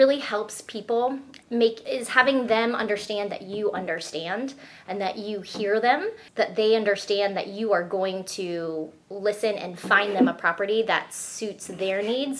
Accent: South Florida, United States; moved away as an adult; also born or lived in Salt Lake City, Utah; now in Indiana, United States; I was raised in the suburbs down in South Florida, so totally understand suburban life, get it.

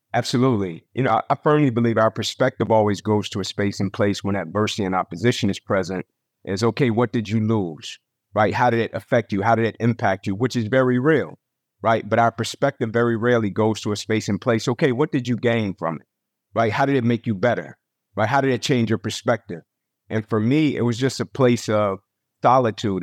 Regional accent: Atlanta, Georgia, United States; moved away as an adult; also born or lived in Tennessee; born and raised in Atlanta

